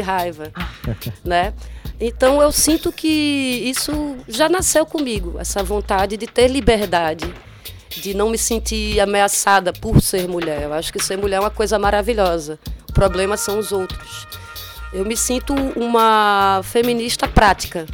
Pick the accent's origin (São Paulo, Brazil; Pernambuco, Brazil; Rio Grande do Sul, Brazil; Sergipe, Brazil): Pernambuco, Brazil; Olinda; eu fui criada em Olinda